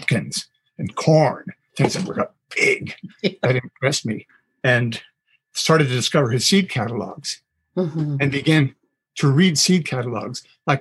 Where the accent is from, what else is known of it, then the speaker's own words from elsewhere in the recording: Toronto, Ontario, Canada; moved away; That would be in Scarborough. I'm from Toronto originally